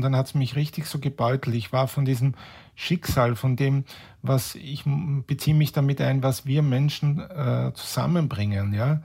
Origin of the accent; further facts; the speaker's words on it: Vienna, Austria; bei uns in Wien über die Kärntnerstraße gehe